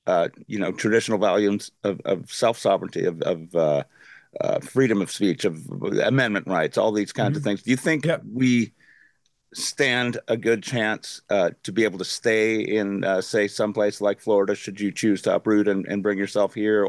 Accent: Ontario, Canada; They put a bug plant 1 hour down the highway from where I grew up in Ontario.

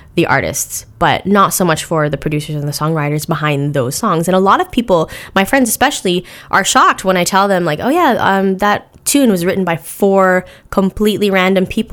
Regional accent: Canada; I'm Canadian

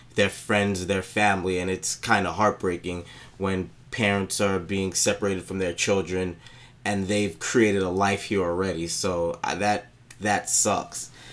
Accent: New York City, New York, United States; I was again born and raised in Brooklyn, and my family's actually from Haiti, so I'm a Haitian American

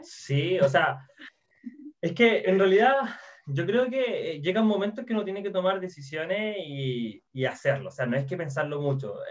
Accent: Chile; accent: Chilean; como soy chileno y hablamos un poco extraño

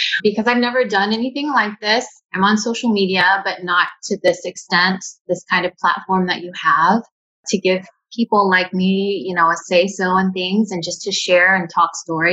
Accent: Maryville, Tennessee, United States; moved away as an adult; also born or lived in American Samoa / Washington, D.C.; now in Hawaii, United States; I was born in American Samoa and adopted. My family was from East Tennessee, a small town called Maryville, Tennessee. And I grew up my whole life in Tennessee

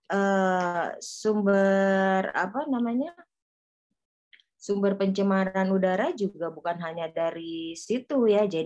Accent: Bogor, West Java, Indonesia; Ya luar biasa kita sebagai warga Bogor harus bangga ya

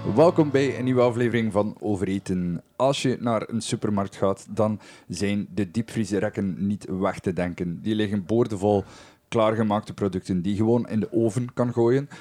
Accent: West Flanders, Belgium; hier bij ons in West-Vlaanderen

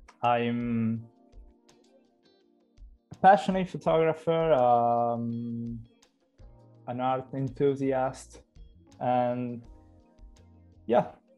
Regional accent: Cagliari, Sardinia, Italy; I am 26 years old. I'm from Cagliari, a town in Italy.

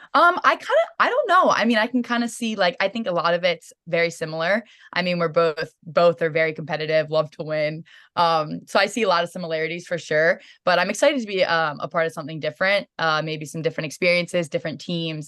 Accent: Sykesville, Maryland, United States; growing up in Maryland, it's awesome in itself

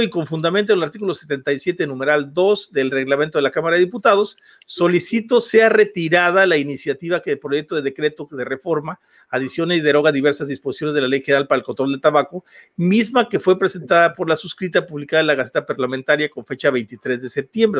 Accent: Huasteca, Mexico; de aquí, de donde soy yo, de la Huasteca

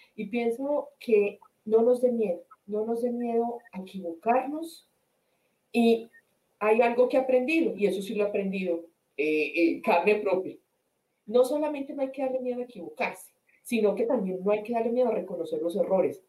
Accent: Colombian Coffee Axis, Colombia; moved away as an adult; also born or lived in Spain; now in United States; soy colombiana del eje cafetero, eh, vivo hace siete años en los Estados Unidos

